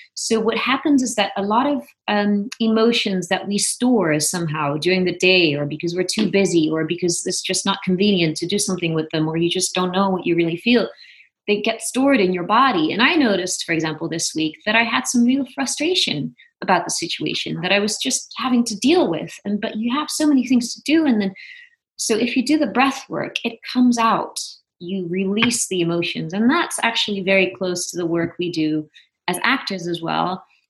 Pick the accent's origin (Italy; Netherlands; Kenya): Netherlands; Venlo, Limburg; moved away as an adult; also born or lived in Amsterdam / New York; now in Los Angeles, United States; I'm originally from Venlo, which is a small town in the southeast of Holland.